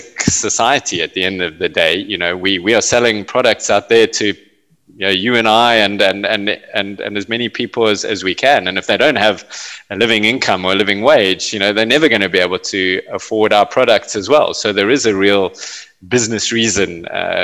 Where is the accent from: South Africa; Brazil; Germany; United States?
South Africa; South Africa was in the throes of apartheid when I was growing up